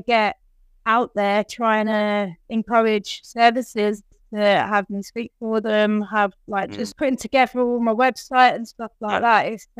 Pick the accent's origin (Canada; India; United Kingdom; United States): United Kingdom; Newcastle upon Tyne, North East England; born there; accent: Liverpudlian; Okay, so I am Geordie born.